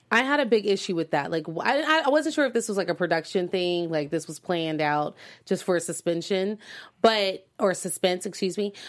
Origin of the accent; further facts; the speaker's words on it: United States; as American citizens